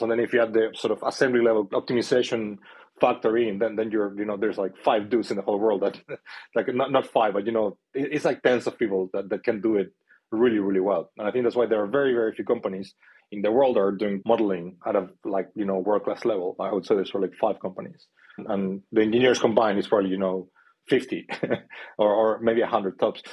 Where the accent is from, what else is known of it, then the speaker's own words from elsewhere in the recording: Chile; moved away as an adult; I am from South America, from Chile. Um, so, I am an immigrant. I've been here for 13 years now.